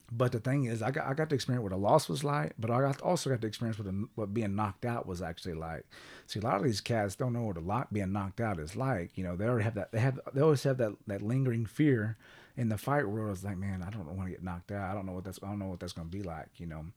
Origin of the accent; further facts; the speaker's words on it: Kellyville, Oklahoma, United States; also born or lived in Sapulpa, Oklahoma / Tulsa, Oklahoma / Jenks, Oklahoma / Texas; growing up in Kellyville